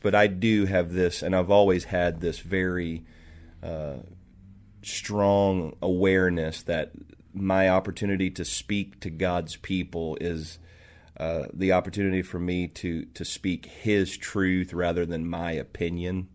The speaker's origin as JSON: {"language": "English", "town": "Marietta", "region": "Ohio", "country": "United States", "tie": "born or raised there", "also_born_or_lived": "Toledo, Ohio / the South", "moved": "yes", "lives_now": "Seattle, United States", "said": "I was, uh, raised there"}